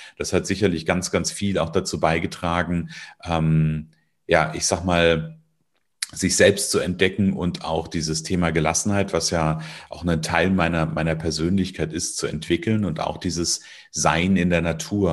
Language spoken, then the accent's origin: German; Northern Hesse, Germany; Ich bin aufgewachsen in Nordhessen, also ich wohne ja auch heute immer noch in Nordhessen in der Nähe von Kassel